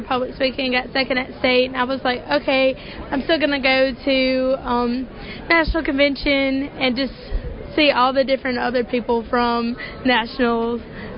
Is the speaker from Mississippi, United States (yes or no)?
yes; Mississippi, United States